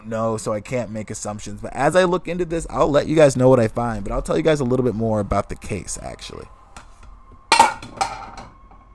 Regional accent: Fresno, California, United States; I was born in Fresno

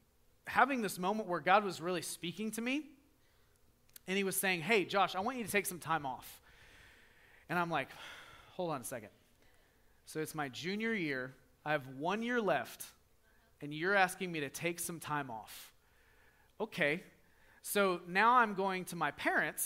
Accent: the South, United States; we're from the South. We say yes, ma'am all the time

